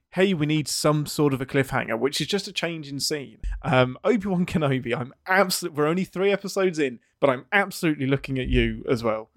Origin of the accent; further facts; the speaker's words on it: England, United Kingdom; as the English person